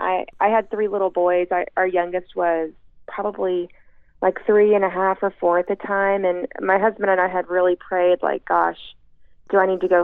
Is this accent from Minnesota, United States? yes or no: no; East Texas, United States; now in Houston, United States; growing up in Texas, especially in East Texas, it was a little town of about 3,000 people